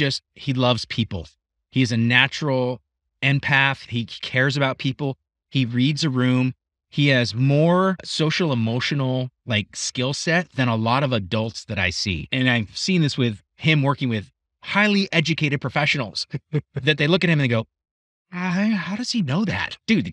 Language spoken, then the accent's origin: English; Scotland, United Kingdom; I'm Scottish.